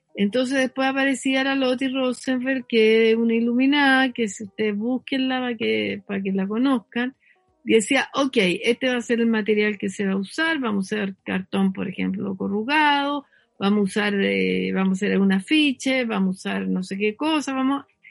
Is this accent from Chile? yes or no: yes; Talca, Maule, Chile; moved away as an adult; yo soy de Talca